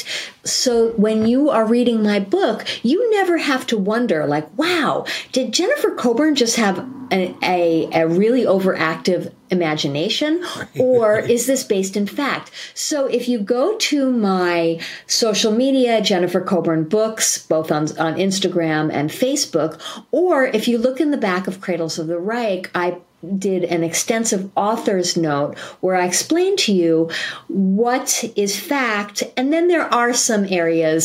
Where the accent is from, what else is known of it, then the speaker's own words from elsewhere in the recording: New York, United States; now in San Diego, United States; I am also a New Yorker